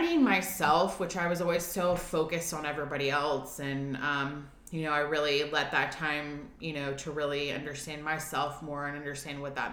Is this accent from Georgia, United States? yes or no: yes; Atlanta, Georgia, United States; moved away as an adult; now in Nashville, United States; I'm originally from Atlanta, born and bred, and moved here to Nashville